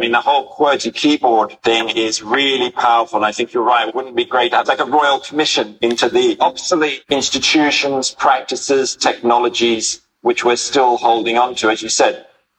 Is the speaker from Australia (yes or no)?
yes; Sydney, New South Wales, Australia; I'm from Sydney